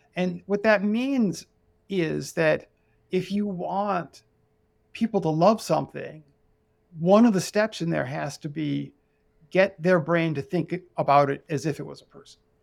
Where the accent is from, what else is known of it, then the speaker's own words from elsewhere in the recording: United States; I'm an American. I'm in America.